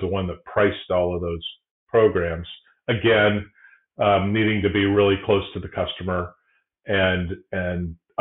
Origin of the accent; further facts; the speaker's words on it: South Bend, Indiana, United States; now in Michigan, United States; I grew up in South Bend